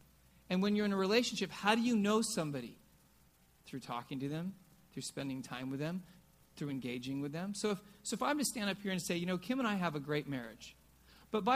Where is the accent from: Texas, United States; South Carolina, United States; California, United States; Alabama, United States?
California, United States; also born or lived in Oregon; I was from California